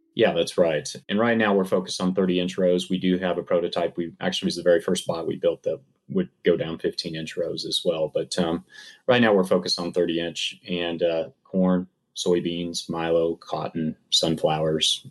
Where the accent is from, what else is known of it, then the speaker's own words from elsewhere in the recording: Kansas, United States; moved away; I grew up farming. I grew up here in Kansas